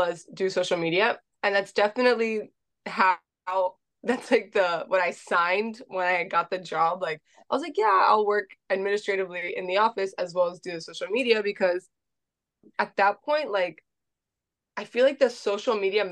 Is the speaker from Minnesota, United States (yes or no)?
no; Miami, Florida, United States; I was born and raised in Miami